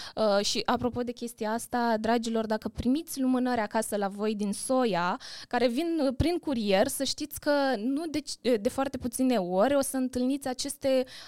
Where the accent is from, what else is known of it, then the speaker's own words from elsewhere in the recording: Bacău, Bacău County, Romania; în orașul natal, în Bacău